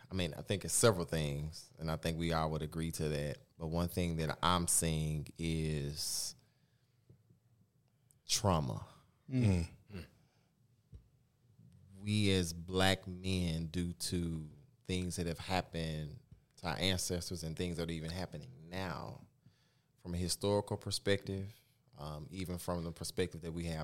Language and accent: English; Oak Cliff, Texas, United States; now in Dallas, United States; I'm from Oak Cliff.